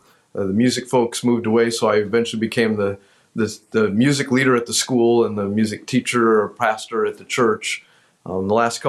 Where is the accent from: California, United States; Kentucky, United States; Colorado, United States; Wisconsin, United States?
Wisconsin, United States; And so we grew up, then I grew up essentially in Wisconsin. We were here for 4 years, 71 to 75.